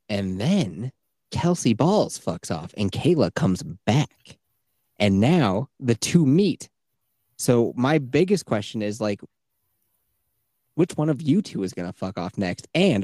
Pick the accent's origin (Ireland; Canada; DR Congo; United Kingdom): Canada; I'm from Canada.